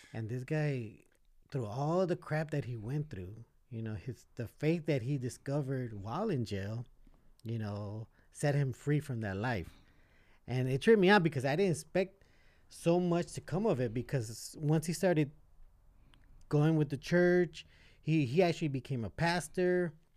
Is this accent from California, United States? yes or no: yes; Los Angeles, California, United States; also born or lived in Boyle Heights, Los Angeles; majority of my life, I was growing up in East